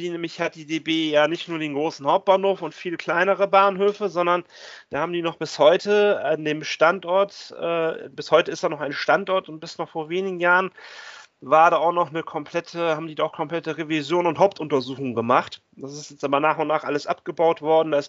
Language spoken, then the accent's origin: German; Bremen, Germany; born there; und ich komme eigentlich sogar gebürtig aus Bremen.